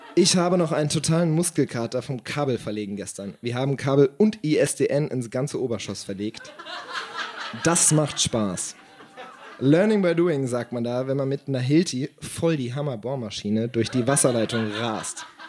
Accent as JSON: {"language": "German", "town": "Siegen", "region": "North Rhine-Westphalia", "country": "Germany", "tie": "born or raised there", "said": "Meine Heimatstadt"}